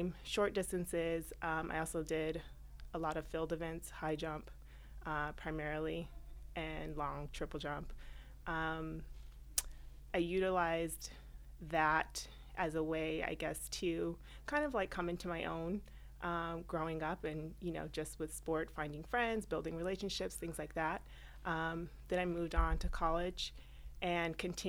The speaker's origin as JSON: {"language": "English", "region": "California", "country": "United States", "tie": "born or raised there", "moved": "as an adult", "lives_now": "New York, United States", "said": "Born and raised in California, came to New York about 15 years ago"}